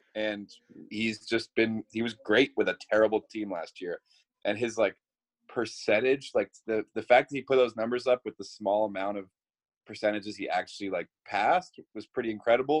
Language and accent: English; Boston, Massachusetts, United States; moved away; I'm from Boston